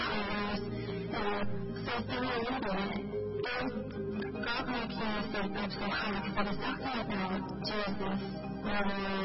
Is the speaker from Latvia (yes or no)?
yes; Latvia; I'm from Latvia.